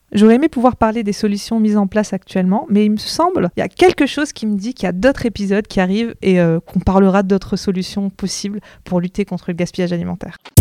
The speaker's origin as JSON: {"language": "French", "country": "France", "said": "nous, en tant que Français"}